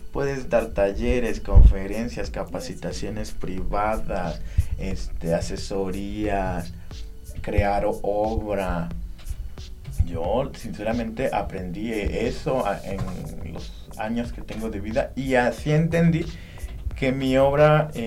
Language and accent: Spanish; Tehuacán, Puebla, Mexico; no puedes centrarte en Tehuacán, no puedes centrarte en que soy poblano, no puedes centrarte en que soy mexicano, soy este americano